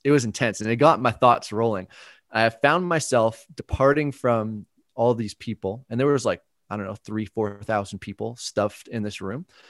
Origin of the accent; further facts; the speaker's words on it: Burlington, Ontario, Canada; they went to this church in Burlington where I grew up in Ontario